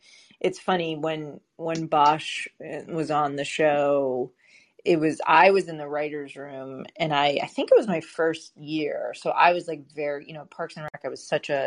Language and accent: English; Milton, Massachusetts, United States; also born or lived in South Boston; growing up in Boston, I grew up in Milton, like which was 10 minutes south of Boston